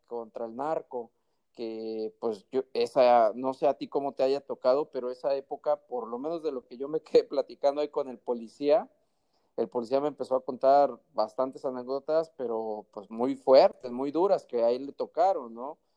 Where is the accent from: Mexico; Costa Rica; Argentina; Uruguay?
Mexico; los que somos de México